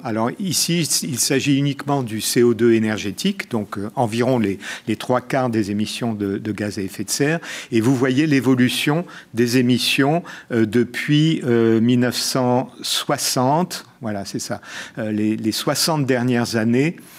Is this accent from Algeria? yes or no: yes; Algiers, Algiers Province, Algeria; moved away; je suis né à Alger